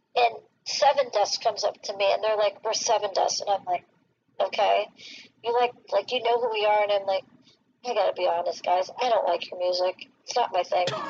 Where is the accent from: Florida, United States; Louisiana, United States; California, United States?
Florida, United States; South; I grew up in South Florida